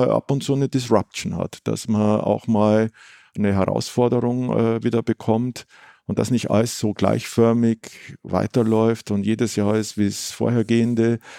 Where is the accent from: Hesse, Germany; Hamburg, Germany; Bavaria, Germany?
Bavaria, Germany; Munich; Wobei es als Münchner natürlich, äh, jetzt hört, hört, sich ein bisschen komisch